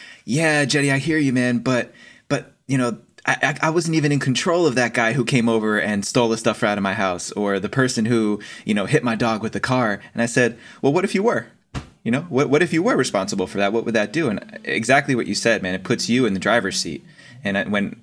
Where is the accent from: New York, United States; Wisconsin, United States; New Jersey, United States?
New Jersey, United States; East Coast; I grew up on the East Coast and my mom is from an Italian family. So New Jersey Italians are a whole different breed.